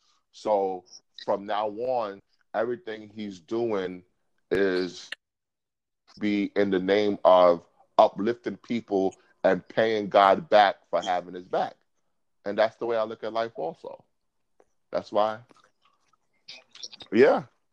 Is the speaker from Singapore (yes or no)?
no; Brooklyn, New York, United States; I am from Brooklyn.